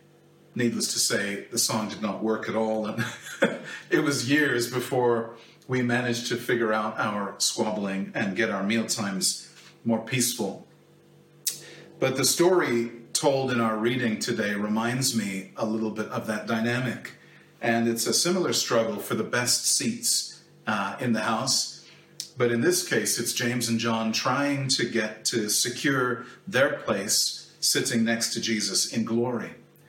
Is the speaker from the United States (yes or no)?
no; Kenya; I grew up in Kenya in a family with seven children.